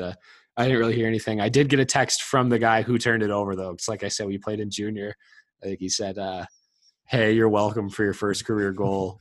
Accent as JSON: {"language": "English", "region": "Colorado", "country": "United States", "tie": "born or raised there", "said": "growing up in Colorado"}